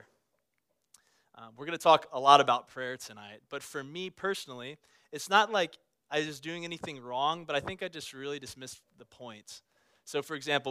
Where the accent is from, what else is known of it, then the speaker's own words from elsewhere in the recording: Baton Rouge, Louisiana, United States; moved away; I grew up in South Louisiana. I grew up in Baton Rouge, the capital of the Pelican State.